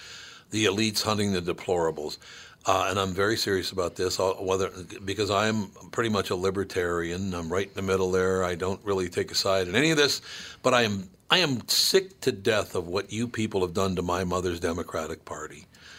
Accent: Minnesota, United States

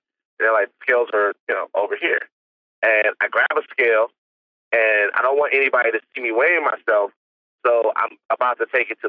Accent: Baton Rouge, Louisiana, United States; I'm from the South. I'm from Baton Rouge.

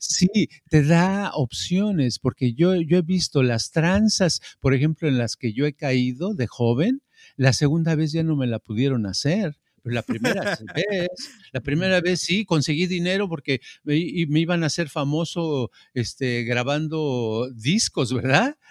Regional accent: Mexico City, Mexico; yo crecí crecí en la Ciudad de México y en el barrio donde yo vivía, ¿verdad? Hasta los 12 años en ese barrio

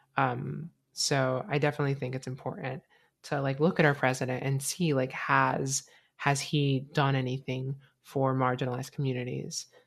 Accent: United States; I was born in America.

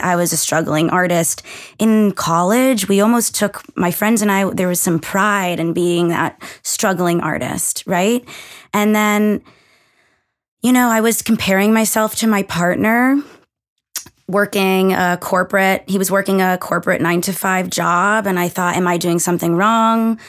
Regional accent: Massachusetts, United States; moved away as an adult; also born or lived in Connecticut; we're both from Massachusetts

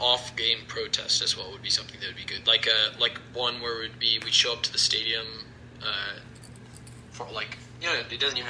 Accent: Houston, Texas, United States; I grew up while going to games. I grew up in Houston, H-Town, hold it down.

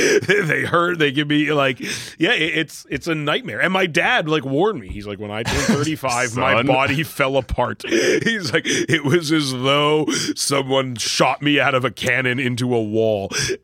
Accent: Vancouver, British Columbia, Canada; moved away; Well, I grew up in Vancouver, where it is like a huge Asian population of all sorts.

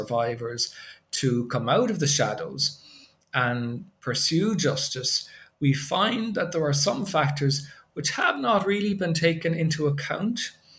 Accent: Ireland; moved away as an adult; now in Japan; I grew up in Ireland. I guess you picked up on the accent, maybe, but I've been teaching in Japan since 1998.

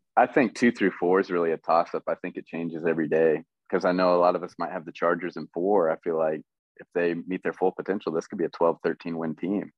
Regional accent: Western Kansas, United States; moved away as an adult; now in Topeka, United States; I'm from Western Kansas. Um, been in Topeka now. Moved out this way about a year ago

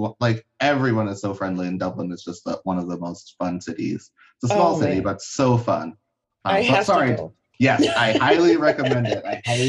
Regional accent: Liberia; Because I'm from Liberia, so I don't use the, like, I was born there, so I don't use, like, the phrase African-American, because I'm not.

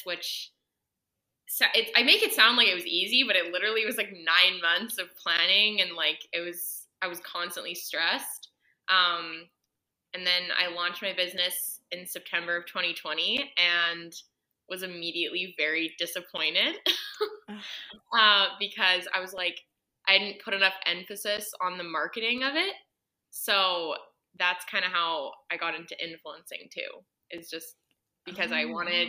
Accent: Edmonton, Alberta, Canada; moved away as an adult; now in Kelowna, Canada; I'm originally from Edmonton, Alberta

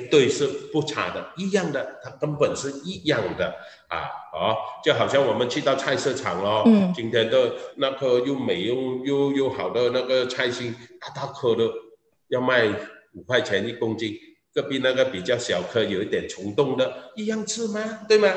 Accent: Malaysia; 我们马来西亚人

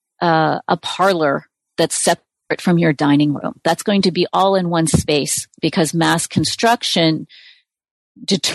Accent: United States; as an American

